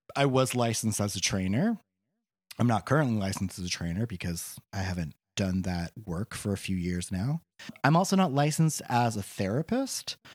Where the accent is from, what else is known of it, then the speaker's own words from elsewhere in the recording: Boring, Oregon, United States; also born or lived in Portland, Oregon; I grew up on a farm outside of Portland in the town of Boring, Oregon, which is a real place